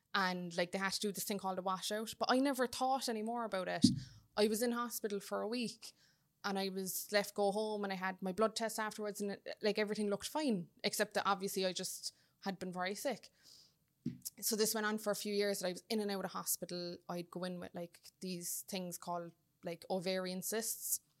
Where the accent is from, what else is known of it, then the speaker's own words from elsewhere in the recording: Cork, Munster, Ireland; now in Dublin, Ireland; I'm in Dublin from Cork